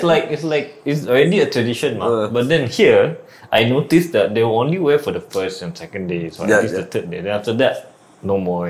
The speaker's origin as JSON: {"language": "English", "country": "Malaysia", "tie": "born or raised there", "said": "So the difference is, back in my hometown, we really wear raya attire, baju Melayu, for straight 7 days."}